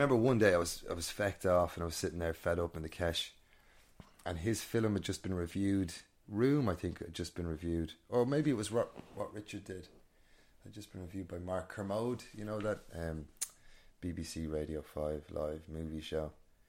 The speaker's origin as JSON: {"language": "English", "region": "Northern Ireland", "country": "United Kingdom", "tie": "born there", "said": "I was born in Northern Ireland, a lot of family up there."}